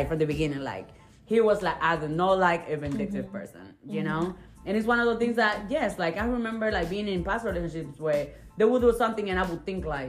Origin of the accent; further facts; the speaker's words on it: the South, United States; We're from the South